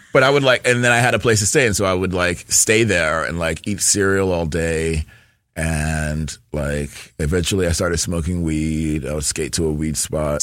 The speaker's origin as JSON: {"language": "English", "region": "New York", "country": "United States", "tie": "born or raised there", "said": "I'm from New York, born and raised, and we moved around a lot"}